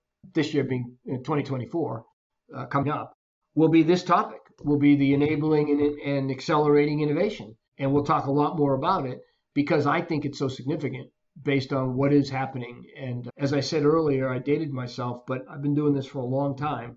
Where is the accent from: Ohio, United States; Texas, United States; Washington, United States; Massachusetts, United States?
Massachusetts, United States; Boston; moved away as an adult; now in Florida, United States; I grew up in the Boston area and left years ago